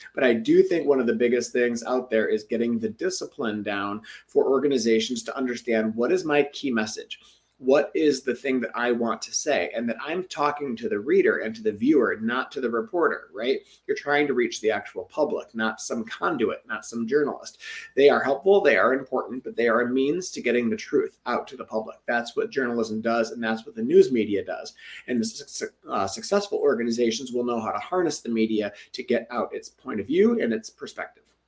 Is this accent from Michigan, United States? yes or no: yes; Detroit, Michigan, United States; Metro Detroit, my hometown